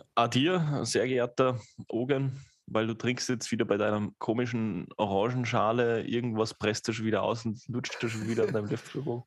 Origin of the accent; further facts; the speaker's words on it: Austria; bei uns in Österreich